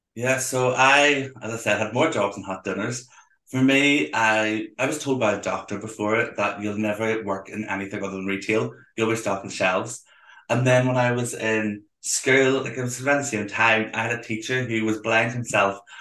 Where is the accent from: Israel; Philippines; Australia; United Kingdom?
United Kingdom; Belfast, Northern Ireland; I'm from Belfast